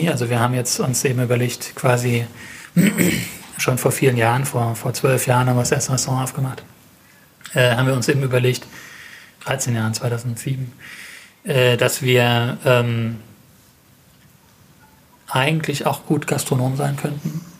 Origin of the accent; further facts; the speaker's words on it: Mannheim, Baden-Württemberg, Germany; wir sind Mannheimer und wir fühlen uns in Mannheim sehr wohl und wir sind in Mannheim sehr stark vernetzt.